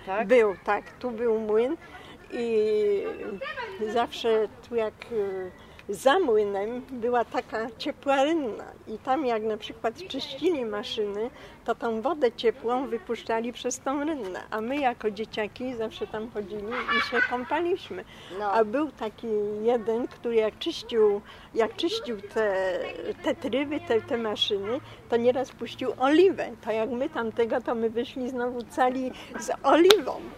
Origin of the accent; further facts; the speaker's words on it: Poland; moved away as an adult; ja się urodziłam tutaj w 1944 roku na ulicy Mariackiej pod numerem 32. Mieszkałam tu do roku 90. I tu spędziłam całe moje dzieciństwo.